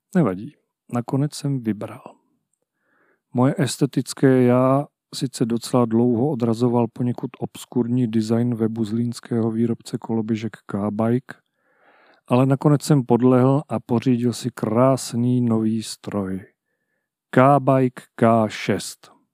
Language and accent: Czech; Haná, Olomouc Region, Czechia; moved away; Jsem kluk z Hané. Strávil jsem tam více než půlku svého života